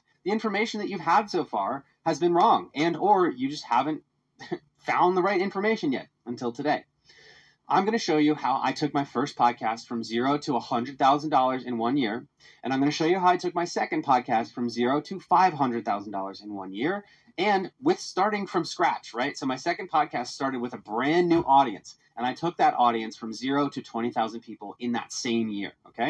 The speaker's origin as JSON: {"language": "English", "town": "Philadelphia", "region": "Pennsylvania", "country": "United States", "tie": "born or raised there", "said": "Believe it or not, I was super passionate about my hometown of Philadelphia."}